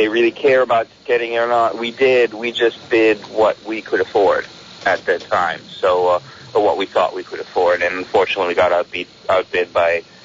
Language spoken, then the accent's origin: English; Milan, Lombardy, Italy; now in United States; I grew up in Milan, Italy